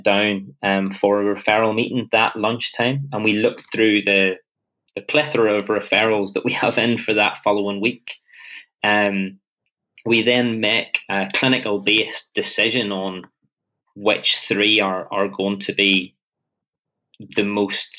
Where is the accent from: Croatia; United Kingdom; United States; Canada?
United Kingdom; Northern Ireland; I'm very Northern Irish in my approach